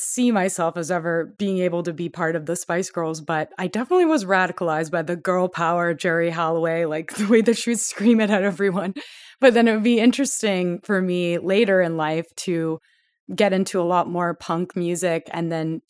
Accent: Toronto, Ontario, Canada; accent: Canadian; I'm from Toronto.

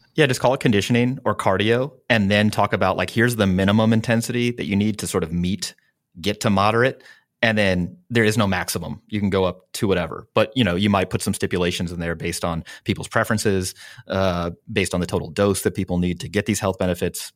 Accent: Midwest, United States; now in San Diego, United States; I'm from the Midwest

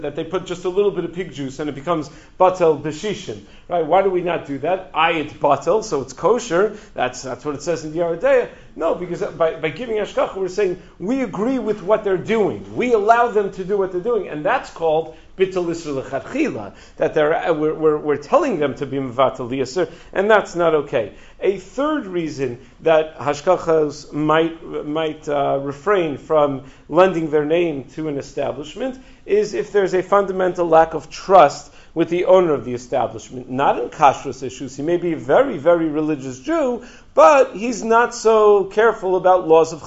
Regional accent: Five Towns, New York, United States; when I was a kid growing up in the Five Towns

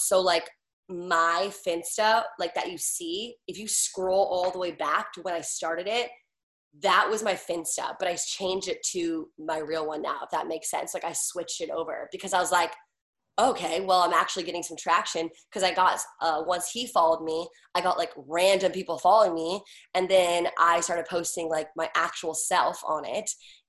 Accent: East Coast, United States; now in Los Angeles, United States; I mean, I'm from the East Coast and I love New Yorkers.

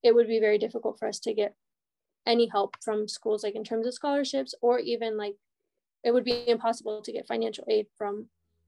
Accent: United States; born there; So they would tell me not to tell people I was born in Mexico, even though I thought that was like super cool

